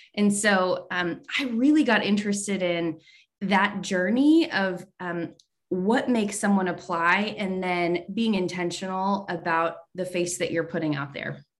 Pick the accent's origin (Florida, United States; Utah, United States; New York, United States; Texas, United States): Texas, United States; San Antonio; I grew up in San Antonio